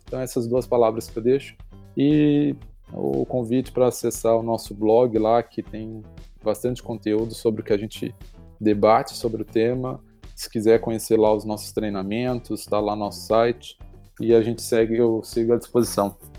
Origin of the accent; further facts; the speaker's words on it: São Paulo, Brazil; also born or lived in Rio Grande do Sul; now in Porto Alegre, Brazil; eu sou de São Paulo